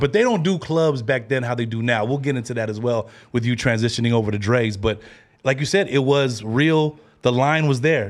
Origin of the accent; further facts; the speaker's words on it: Bay Area, California, United States; We came from the Bay Area